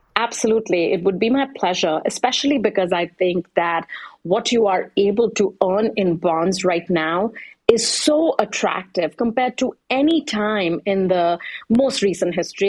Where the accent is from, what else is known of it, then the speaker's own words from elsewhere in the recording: India; I'm from India